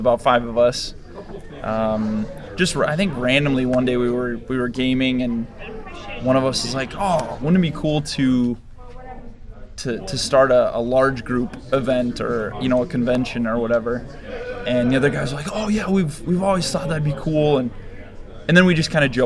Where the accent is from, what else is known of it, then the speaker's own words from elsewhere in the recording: Spencer, Iowa, United States; also born or lived in Minneapolis; we're actually all from Spencer